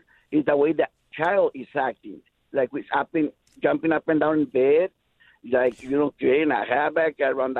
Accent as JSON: {"language": "English", "country": "Mexico", "tie": "born or raised there", "moved": "yes", "lives_now": "Memphis, United States", "said": "But us Mexicans, I was raised in Mexico"}